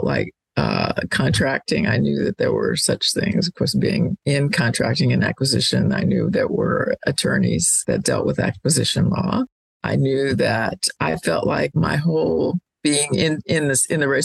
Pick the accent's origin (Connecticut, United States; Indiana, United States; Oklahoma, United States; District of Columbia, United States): District of Columbia, United States; Washington; I grew up in Washington, D.C.